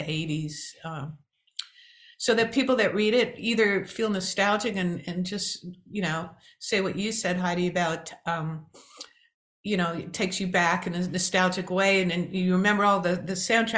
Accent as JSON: {"language": "English", "region": "New York", "country": "United States", "said": "I'm from New York too, and New York people are known for being survivalists"}